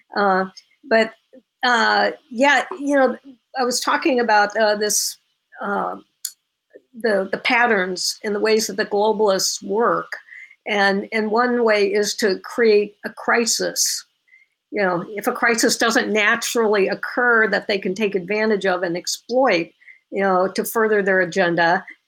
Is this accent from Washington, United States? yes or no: no; Illinois, United States; I was born and raised in Illinois.